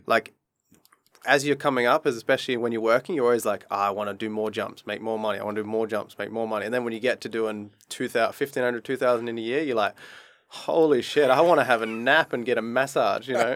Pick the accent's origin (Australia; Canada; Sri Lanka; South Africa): Australia; Adelaide, South Australia; moved away as an adult; also born or lived in Queensland / Japan; now in Dubai, United Arab Emirates; he used to work with me in Adelaide in my hometown